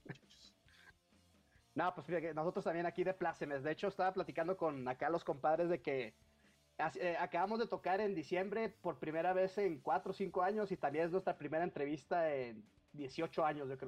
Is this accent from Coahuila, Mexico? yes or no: no; Baja California, Mexico; moved away as an adult; now in Mexico City, Mexico; yo soy de Baja California